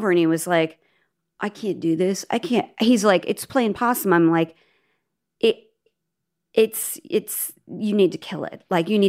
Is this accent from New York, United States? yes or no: no; Nebraska, United States; We are from Nebraska.